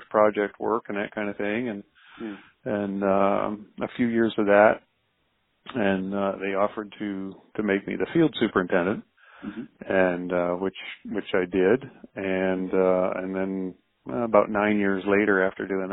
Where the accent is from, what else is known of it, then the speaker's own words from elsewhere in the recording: Connecticut, United States; moved away as an adult; now in Pennsylvania, United States; I'm originally from Connecticut, up in the New England area.